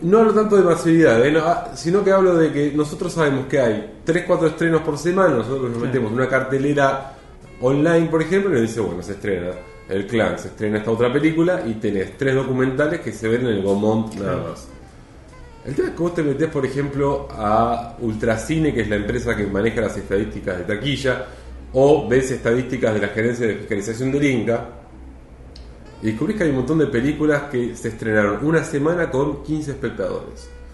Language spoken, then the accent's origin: Spanish; Mar del Plata, Buenos Aires Province, Argentina; moved away as an adult; yo soy de Mar del Plata y, ya y hace ya exactamente un año, en septiembre del año pasado, me mudé